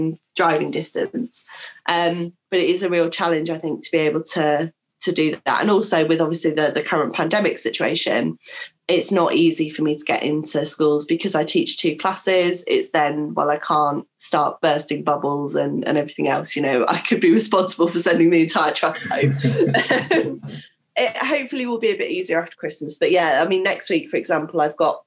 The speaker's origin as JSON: {"language": "English", "town": "King's Lynn", "region": "East of England", "country": "United Kingdom", "tie": "born or raised there", "said": "as a Norfolk girl myself, I was born in Kings Lane"}